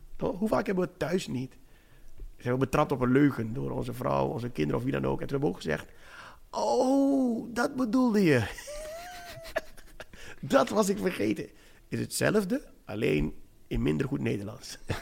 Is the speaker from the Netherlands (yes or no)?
no; Suriname; ik ben een zwarte man, ik ben een Surinaamse man.